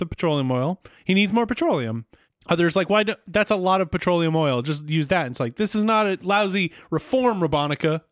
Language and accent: English; United States; as an American